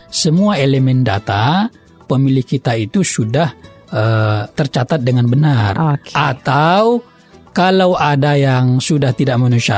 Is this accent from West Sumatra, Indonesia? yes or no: yes; Kota Nopan, West Sumatra, Indonesia; Saya Kabupaten Pasaman.